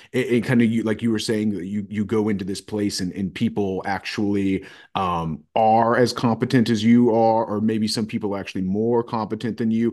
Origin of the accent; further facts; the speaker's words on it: Roanoke, Virginia, United States; also born or lived in Radford, Virginia; I grew up here in Roanoke, Virginia.